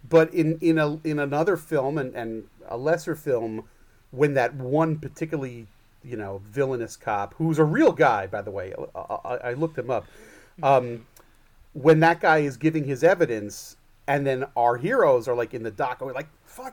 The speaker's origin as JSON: {"language": "English", "region": "New York", "country": "United States", "said": "I'm a Jew from New York"}